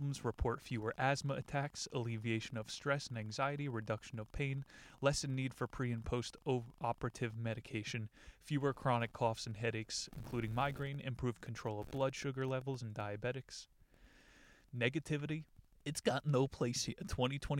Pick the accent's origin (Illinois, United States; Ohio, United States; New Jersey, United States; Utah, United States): New Jersey, United States; growing up in New Jersey